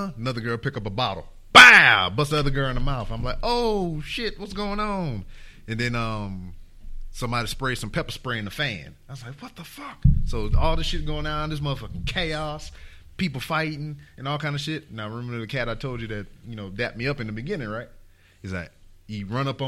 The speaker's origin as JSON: {"language": "English", "town": "Lake Charles", "region": "Louisiana", "country": "United States", "moved": "as an adult", "said": "I'm from Lake Charles"}